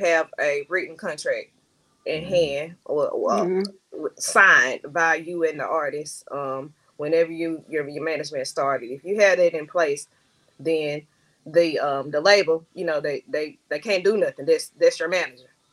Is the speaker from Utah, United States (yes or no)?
no; Camden, Arkansas, United States; moved away as an adult; also born or lived in Little Rock, Arkansas; I am from Camden, Arkansas, aka Queen City.